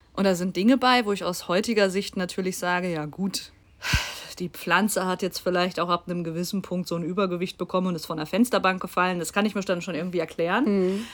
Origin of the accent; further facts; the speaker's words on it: Bochum, North Rhine-Westphalia, Germany; moved away; ich komme ja gebürtig aus Bochum, wo auch meine Oma wohnt